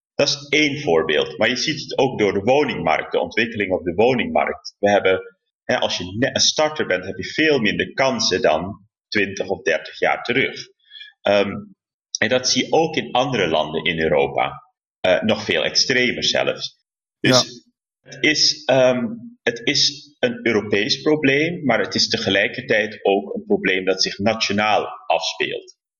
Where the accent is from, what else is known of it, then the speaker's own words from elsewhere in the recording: Rotterdam, South Holland, Netherlands; als Rotterdammer, want hè, ik heb deze stad lief.